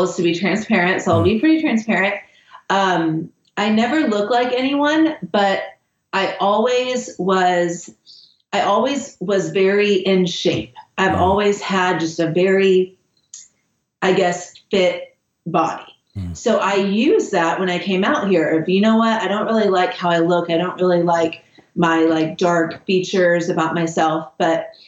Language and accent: English; Kentucky, United States; moved away as an adult; I grew up in a broken home and I was the youngest, and I grew up in Kentucky, which is very middle America